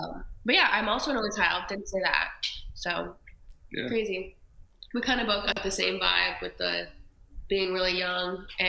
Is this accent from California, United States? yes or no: yes; Upland, California, United States; moved away; So I'm from Cali. I grew up in a small town outside of LA, like 30 minutes. It's called Upland.